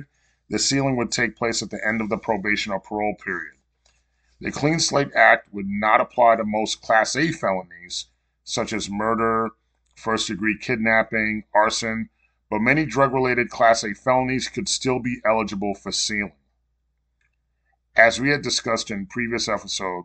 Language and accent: English; New York, United States; now in Florida, United States; I was born and raised in New York